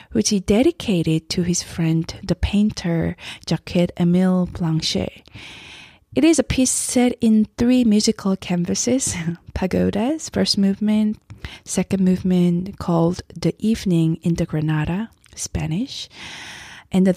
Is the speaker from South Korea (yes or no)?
yes; South Korea; moved away; As I grew up in Korea myself